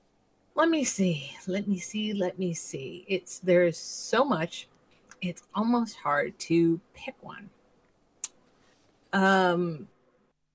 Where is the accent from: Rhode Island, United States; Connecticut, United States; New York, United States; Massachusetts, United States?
Rhode Island, United States; I grew up in Rhode Island